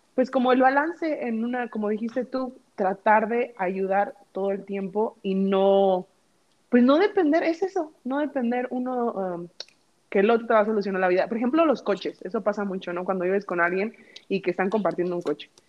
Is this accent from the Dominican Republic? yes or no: no; Mexico; moved away; somos mexicanos